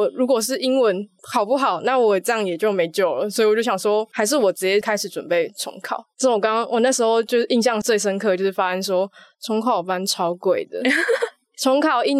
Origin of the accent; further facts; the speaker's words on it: Kaohsiung, Taiwan; moved away as an adult; now in Taipei, Taiwan; 我是来自高雄女中。